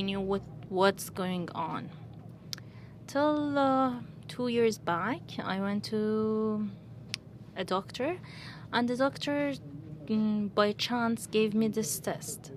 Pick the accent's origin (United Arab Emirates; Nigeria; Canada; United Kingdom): United Arab Emirates; Dubai; I'm from Iran, but I'm born here, raised here, and went to school here. All my life I was here